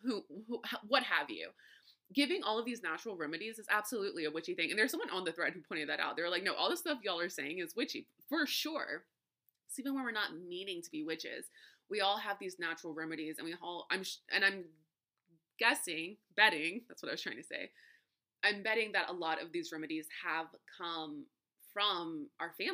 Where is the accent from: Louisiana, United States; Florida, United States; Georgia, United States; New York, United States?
Louisiana, United States; South; I grew up in South Louisiana, Creole backgrounds